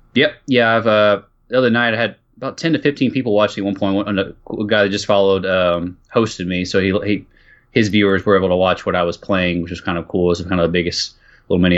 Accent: Austin, Texas, United States; I'm playing, like, in my hometown here

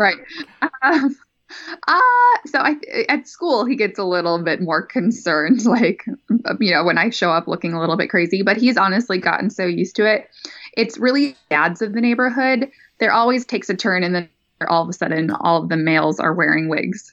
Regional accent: North Dakota, United States; also born or lived in California; now in Sacramento, United States; born and raised, man, in North Dakota

